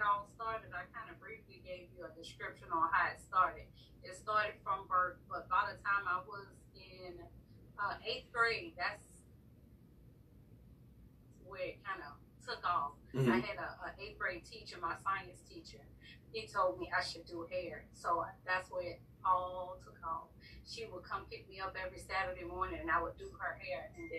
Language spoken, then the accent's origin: English; Savannah, Georgia, United States; now in Houston, United States; I'm from Savannah, Georgia.